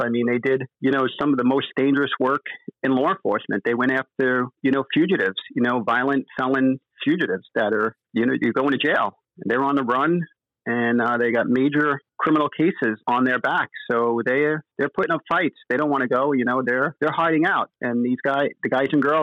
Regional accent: New York City, New York, United States; moved away as an adult; now in Florida, United States; I'm originally from New York, the five boroughs. I grew up in Queens, New York.

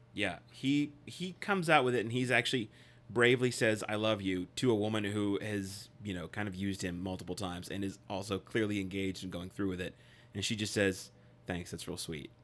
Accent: United States; I'm an American

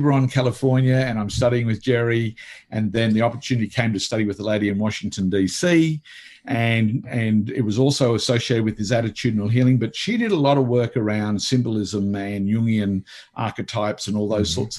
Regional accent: Australia; also born or lived in Italy; I came back to Australia

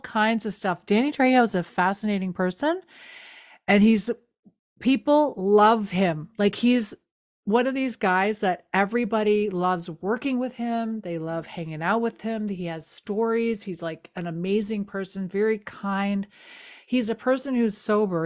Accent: Canada; I'm a Canadian.

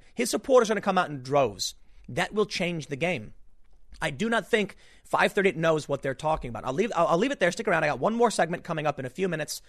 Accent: Chicago, Illinois, United States; I'm from the South Side of Chicago. You want to slap that racism junk in my face? I'm going to call you racist, okay? Because I grew up in a mixed area with a mixed family.

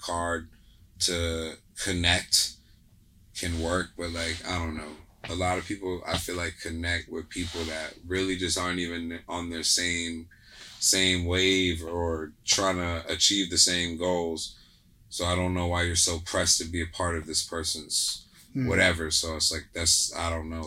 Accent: East Coast, United States; now in California, United States; I'm from the East Coast.

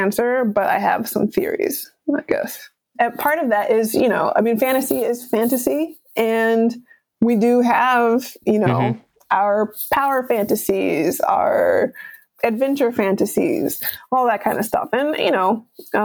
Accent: United States; if we're American

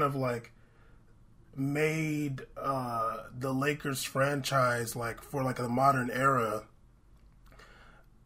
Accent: San Diego, California, United States; I'm from San Diego

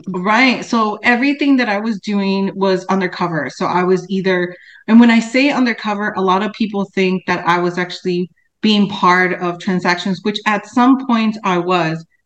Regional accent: Cicero, Illinois, United States; I grew up in Cicero, West Side, that's in Chicago, which is a suburb of Chicago

